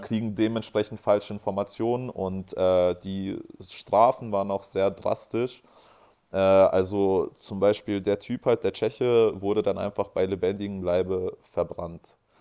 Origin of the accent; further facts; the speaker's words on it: Hanover, Lower Saxony, Germany; wir kommen halt aus Hannover